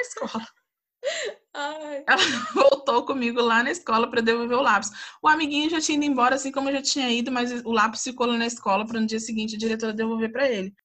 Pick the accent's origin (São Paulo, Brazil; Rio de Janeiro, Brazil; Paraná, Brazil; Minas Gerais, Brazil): Rio de Janeiro, Brazil; Volta Redonda; now in São José dos Campos, Brazil; nasci em Volta Redonda, vim para São José dos Campos